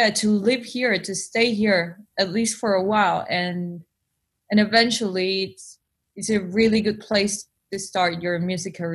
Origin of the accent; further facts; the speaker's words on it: Buenos Aires, Argentina; accent: Spanish; English is a second language; moved away as an adult; now in London, United Kingdom; I'm half Spanish, half Argentinian. I was born in Buenos Aires, Latin America, and and yeah, and I moved to London three years ago.